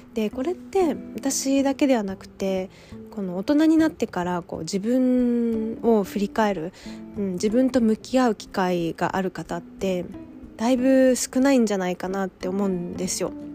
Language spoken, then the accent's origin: Japanese; Japan; moved away as an adult; 私は日本で生まれ育っているんですけども